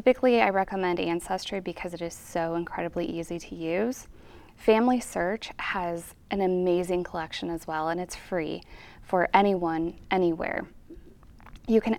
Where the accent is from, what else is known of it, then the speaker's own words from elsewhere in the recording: Fort Wayne, Indiana, United States; moved away as an adult; I'm from Fort Wayne. I came back here for my dream job, and I began my research here when I was 16